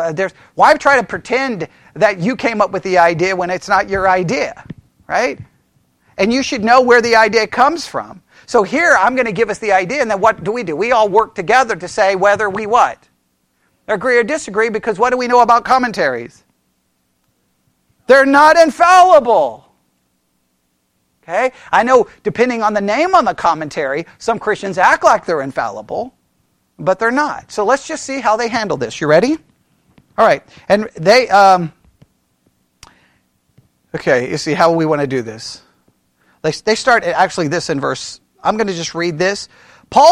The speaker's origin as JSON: {"language": "English", "region": "Texas", "country": "United States", "tie": "born or raised there", "said": "I was born in Texas on Texas Independence Day"}